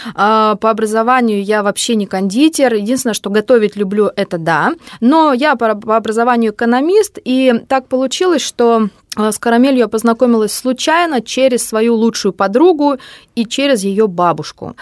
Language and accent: Russian; Kemerovo, Kemerovo Oblast, Russia; moved away as an adult; also born or lived in Krasnoyarsk; now in Moscow, Russia; я из Кемерово. Я родилась там, я там прожила, э, закончила школу, и только потом уехала